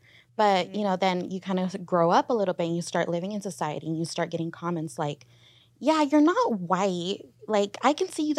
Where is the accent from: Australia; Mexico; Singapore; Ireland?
Mexico; now in California, United States; And especially because I'm Mexican and in Californ